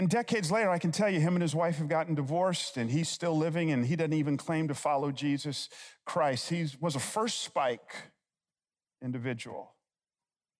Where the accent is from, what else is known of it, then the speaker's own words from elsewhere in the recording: Atlanta, Georgia, United States; I grew up in a little town on the south side of Atlanta. Yeah, I'm from Georgia